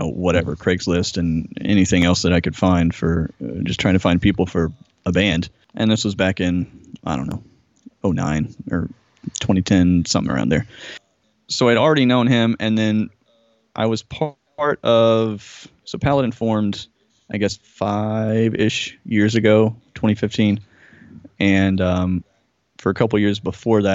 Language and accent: English; Jackson, Georgia, United States; moved away as an adult; also born or lived in Atlanta, Georgia; I grew up south of Atlanta, like, I don't know, maybe 40 miles south or something like that, in a really small town called Jackson, Georgia